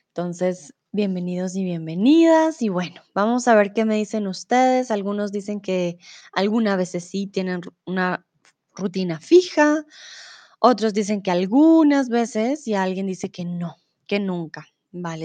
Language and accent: Spanish; Colombia; now in Germany; soy de Colombia, comúnmente vivo en Alemania y ahora estoy en México